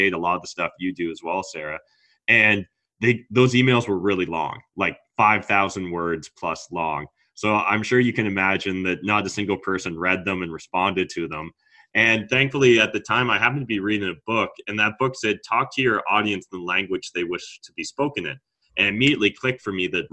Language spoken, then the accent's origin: English; Canada; as a Canadian